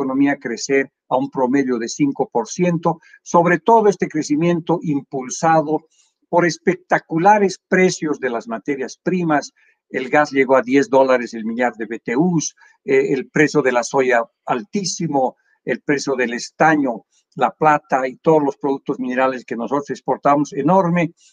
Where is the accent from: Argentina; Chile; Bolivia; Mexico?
Bolivia; Villazón, Potosí; moved away; also born or lived in La Paz, Bolivia / Rio de Janeiro, Brazil; Villazón, pero nacido en La Paz, o registrado en La Paz y este, este, estudiado en la Escuela Pública Cornelio Saavedra eh, de, Villazón, del cual soy muy orgulloso.